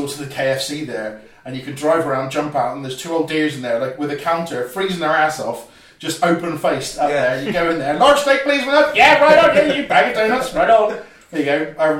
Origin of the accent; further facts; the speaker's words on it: Cornwall, South West England, United Kingdom; you know exactly what it's like being a Cornish boy yourself.